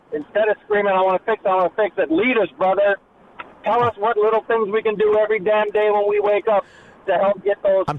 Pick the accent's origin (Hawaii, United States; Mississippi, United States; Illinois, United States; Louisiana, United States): Illinois, United States; Steger; I am from Illinois, from Steger